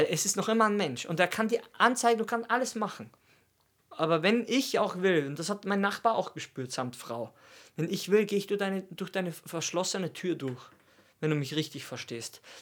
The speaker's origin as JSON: {"language": "German", "country": "Austria", "said": "Und für mich ist das krass, weil ich komme aus Österreich."}